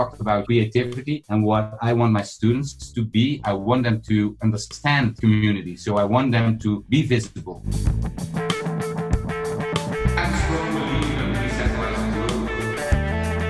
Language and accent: English; Netherlands; I'm from the Netherlands